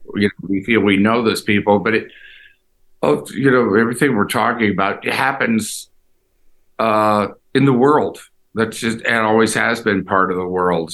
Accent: Houston, Texas, United States; moved away; also born or lived in Los Angeles; I grew up in Houston

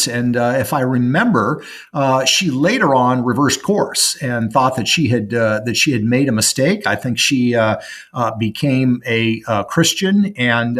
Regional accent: Pacific Northwest, United States; I grew up in the Pacific Northwest.

